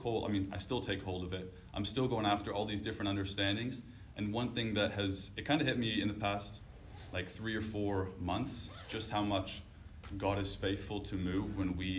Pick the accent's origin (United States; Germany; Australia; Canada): Canada; moved away; I'm from Canada